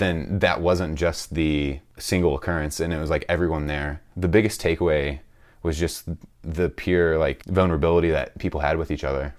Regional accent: St. Louis, Missouri, United States; I'm from Saint Louis, Missouri

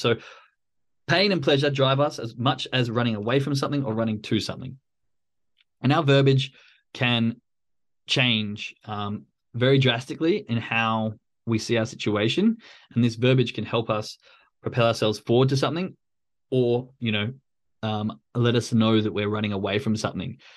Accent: Australia; I'm from Australia, so it's a very common thing for us to go hang out at the pub most of the weekend

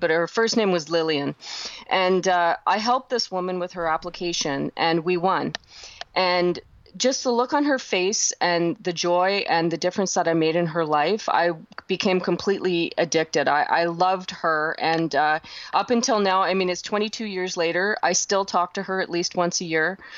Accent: Canada; I'm a Canadian

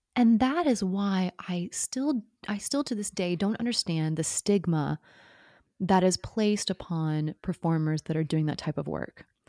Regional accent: Oklahoma, United States; moved away as an adult; also born or lived in New York City; Oklahoma, you know, small town, grew up on a farm

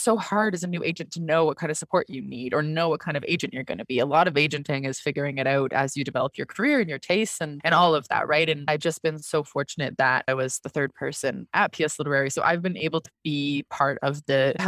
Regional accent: Canada; also born or lived in London, United Kingdom; I'm Canadian

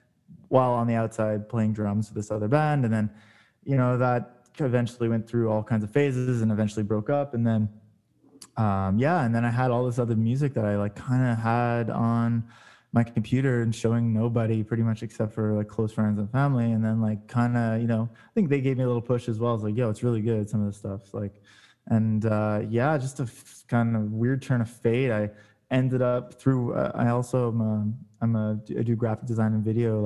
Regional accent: Montreal, Quebec, Canada; also born or lived in Toronto, Canada; I played drums growing up, and then I moved here from Toronto to Montreal, and I was went to like high school here

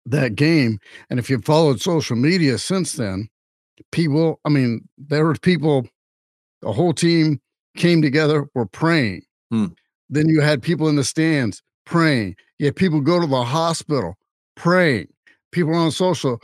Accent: Louisiana, United States; I'm from Louisiana

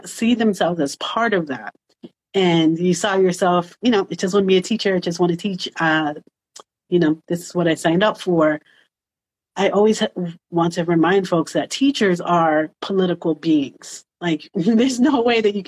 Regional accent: New York City, New York, United States; I grew up in Washington Heights. I went to school in New York City public schools till high school.

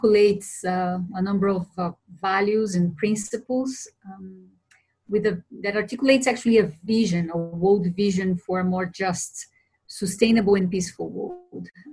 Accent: Brasília, Federal District, Brazil; also born or lived in Europe; now in Costa Rica; I was born and raised in Brazil, in Brasilia, the capital, very early on I moved to Europe.

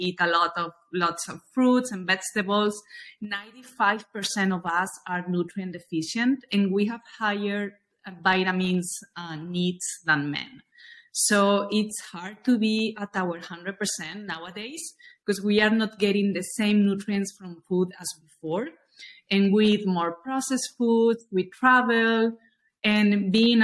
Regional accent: Spain; moved away as an adult; also born or lived in New York; now in Miami, United States; I'm originally from Spain

